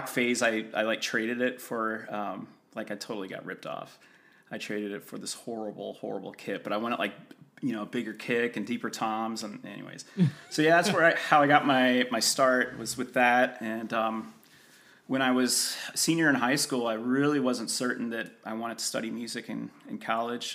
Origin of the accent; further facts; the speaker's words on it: St. Louis, Missouri, United States; moved away as an adult; also born or lived in Northern California / Colorado; now in Tacoma, United States; I grew up in the Midwest in St. Louis, Missouri